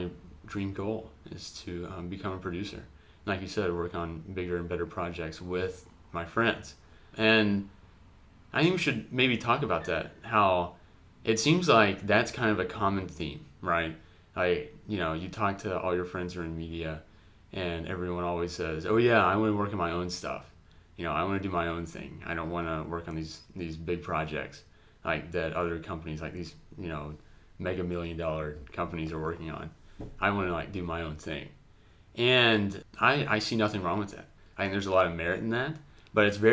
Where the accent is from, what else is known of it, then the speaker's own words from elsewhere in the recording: Kentucky, United States; moved away as an adult; now in Atlanta, United States; he and I grew up in the same, I don't know if I would call it a city